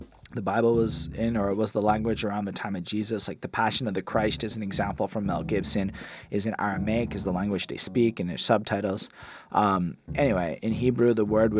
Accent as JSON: {"language": "English", "country": "Canada", "said": "as a Canadian"}